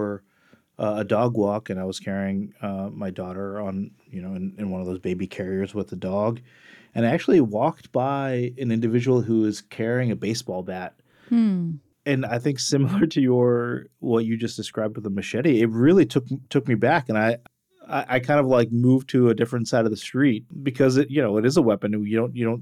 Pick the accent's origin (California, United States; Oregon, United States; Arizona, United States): Oregon, United States; Portland; My hometown